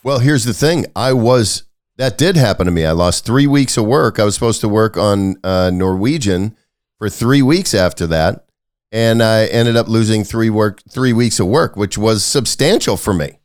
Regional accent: Wisconsin, United States; also born or lived in Los Angeles; now in Kentucky, United States; I grew up in Wisconsin

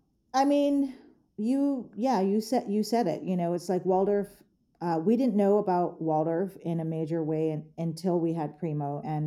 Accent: Philippines; in my gender, in as a Filipino, as a woman

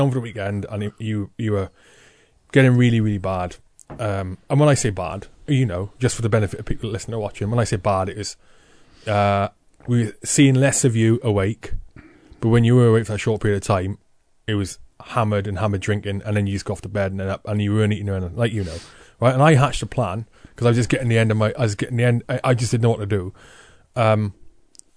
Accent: Wales, United Kingdom; growing up in Wales

